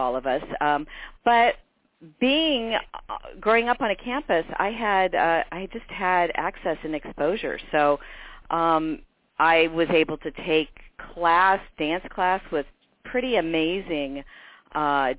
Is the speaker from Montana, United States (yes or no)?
no; Champaign, Illinois, United States; moved away as an adult; also born or lived in Monticello, Illinois / Hamilton College, New York / Ogden, Utah; I was very fortunate to grow up in a large university town. My parents both went to the University of Illinois and loved it, and they stayed